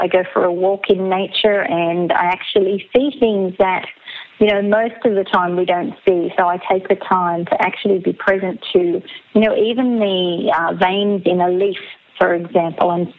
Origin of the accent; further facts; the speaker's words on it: Gunnedah, New South Wales, Australia; moved away as an adult; also born or lived in Brisbane, Australia / Sydney, Australia; now in Murwillumbah, Australia; I grew up in Gunnedah. So I was born in Gunnedah, New South Wales, a small country town out the New England northwest region of Australia.